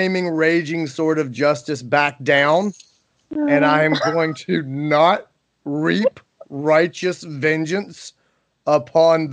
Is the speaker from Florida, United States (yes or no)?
no; Greenville, South Carolina, United States; Greenville, South Carolina, my hometown